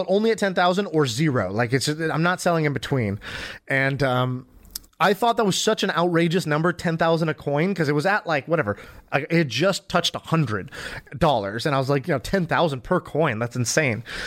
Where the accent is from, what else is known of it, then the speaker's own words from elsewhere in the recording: United States; I grew up in America, but I didn't do Boy Scouts